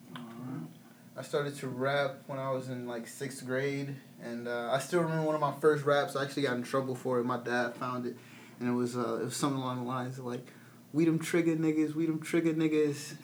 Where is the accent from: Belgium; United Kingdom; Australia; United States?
United States; Peoria, Illinois; I'm a rapper from Peoria, Illinois.